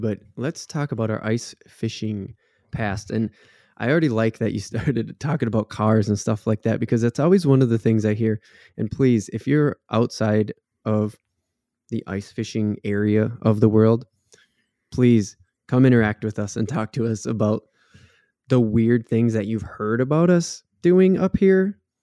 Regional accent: Waconia, Minnesota, United States; grew up on Lake Waconia, essentially, and that's a big lake, um, down here in the southern part of the state, it's actually the second biggest lake next to Lake Minnetonka

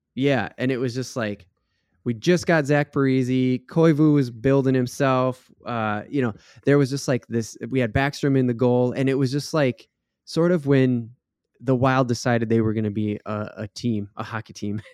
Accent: Minnesota, United States; we're not from Florida, we're from Minnesota

